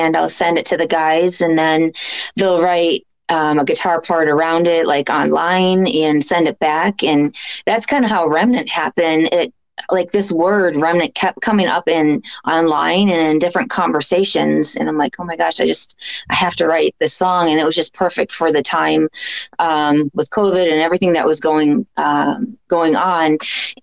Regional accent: Chicago, Illinois, United States; we're from the Chicago area

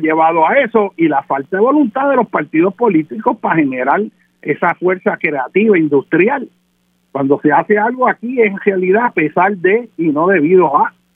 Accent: Puerto Rico

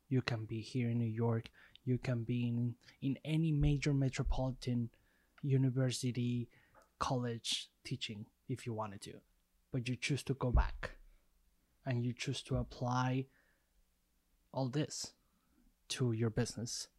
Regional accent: Mexico; growing up in Mexico

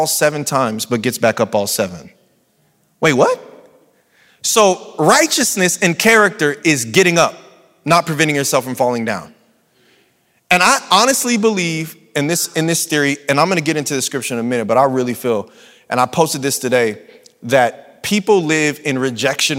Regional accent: San Bernardino, California, United States; accent: San Bernardino dialect; I'm from San Bernardino and now I'm a public speaker and there's a San Bernardino dialect

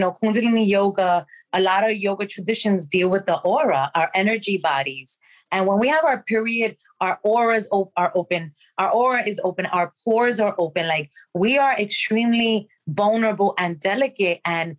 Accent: Dominican Republic; So we grew up in the Dominican Republic with a village of old folks that lived in the campo.

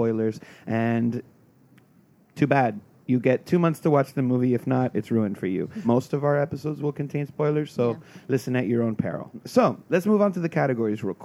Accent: South Florida, United States; I'm from South Florida

